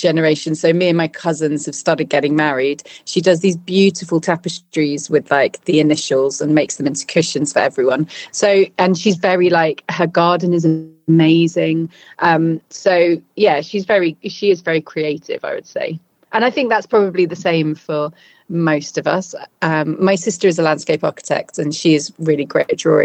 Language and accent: English; London, United Kingdom; also born or lived in Battersea; now in Bristol, United Kingdom; when I was five, we moved to London. So mainly I grew up in London